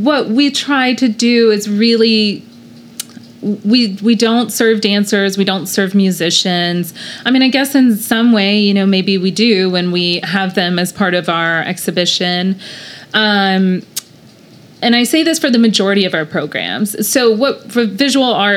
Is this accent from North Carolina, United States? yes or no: yes; North Carolina, United States; now in Oklahoma, United States; I am originally from North Carolina